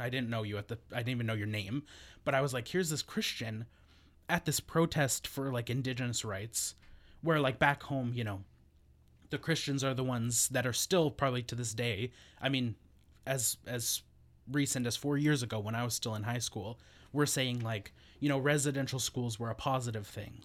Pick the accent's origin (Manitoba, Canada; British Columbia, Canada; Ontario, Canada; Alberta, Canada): Alberta, Canada; northern; moved away as an adult; now in Victoria, Canada; I'm not from Victoria originally. I w, grew up in Treaty Eight territory in northern Alberta.